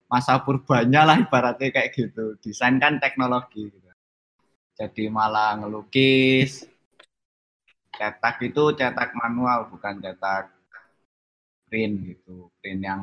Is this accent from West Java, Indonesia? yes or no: no; Surabaya, East Java, Indonesia; now in Yogyakarta, Indonesia; Saya asalnya Surabaya, tapi saat ini tinggal di Yogyakarta.